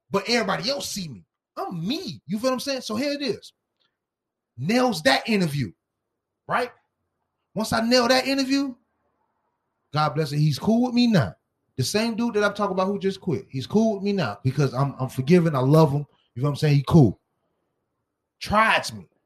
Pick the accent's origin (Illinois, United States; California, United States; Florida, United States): Florida, United States; Miami; I'm from Miami Dade County.